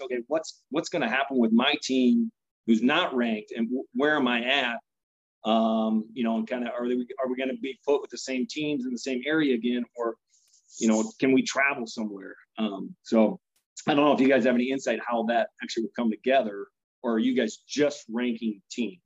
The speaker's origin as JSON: {"language": "English", "town": "Pella", "region": "Iowa", "country": "United States", "said": "I'm from Pella"}